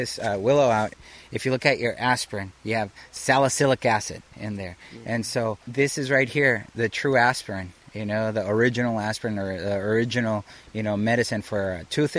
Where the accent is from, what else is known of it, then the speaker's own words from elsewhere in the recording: Los Angeles, California, United States; Growing up in East Los Angeles, in a working poor family, we didn't have a health insurance network. Our Kaiser was my mom's backyard.